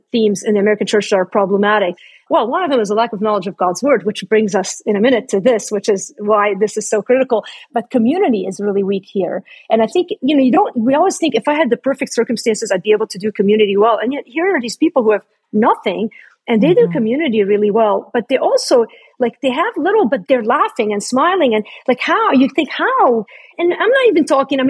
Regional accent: Lebanon; That's my home country, by the way. I'm Lebanese.

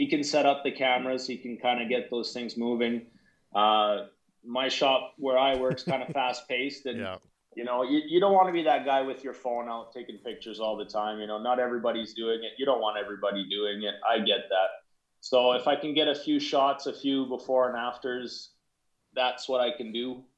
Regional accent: Canada; I'm from Canada

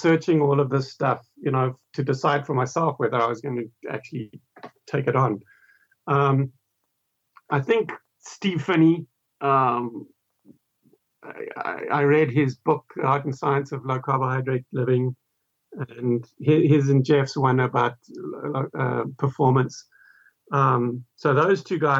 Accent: South Africa; I'm also South African.

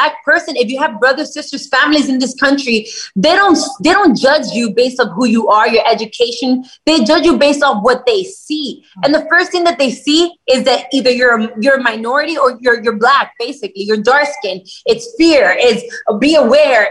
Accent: Miami, Florida, United States; I was born in the United States. I was born in Miami.

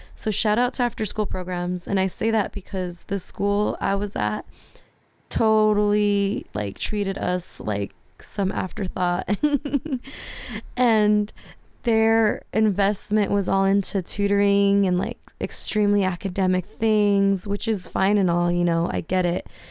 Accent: Whittier, California, United States; as a brown girl, you know, growing up in Whittier

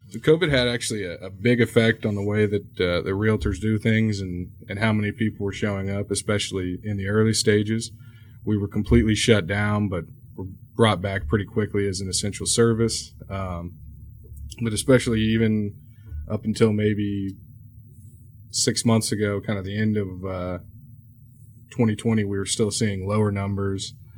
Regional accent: Houston, Texas, United States; native Houstonian has given me a good amount of knowledge on a lot of the neighborhoods here in town

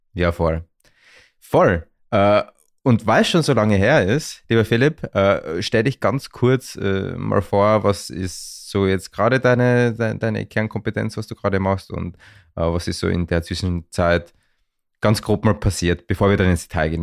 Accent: Vienna, Austria; aus der gleichen Region wie ich komme, und zwar aus Wien

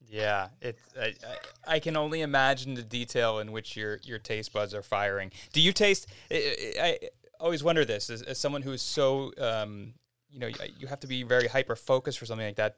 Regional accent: United States; I grew up outside of Philadelphia

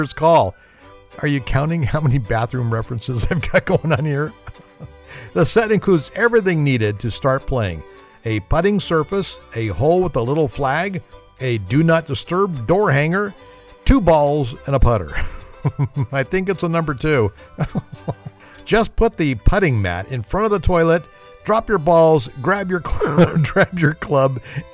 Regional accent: California, United States; I'm from California

